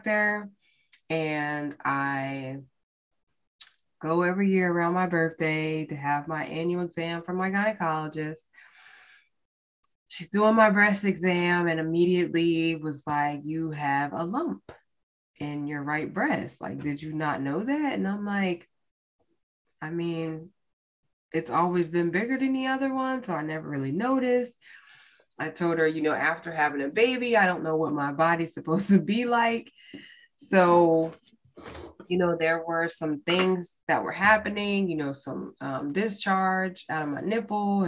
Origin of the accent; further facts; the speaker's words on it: United States; as American, as Black people in America